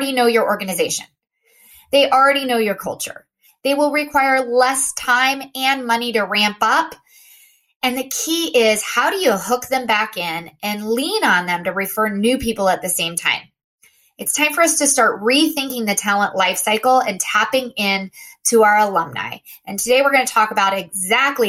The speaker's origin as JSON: {"language": "English", "town": "Austin", "region": "Texas", "country": "United States", "moved": "yes", "lives_now": "Boston, United States", "said": "I live in Boston, but I am originally from Austin"}